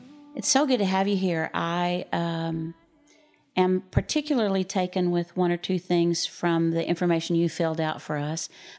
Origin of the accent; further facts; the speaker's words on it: New Jersey, United States; I'm from New Jersey. I'm 35 and I have two children. Raised Plymouth Brethren.